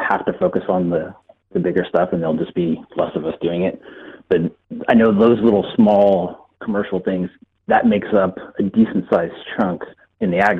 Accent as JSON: {"language": "English", "region": "California", "country": "United States", "said": "I'm from California"}